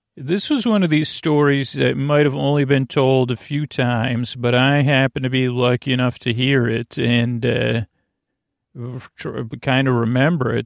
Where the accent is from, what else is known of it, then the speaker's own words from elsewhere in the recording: Syracuse, New York, United States; moved away; I grew up in Syracuse, New York, and we have our childhood home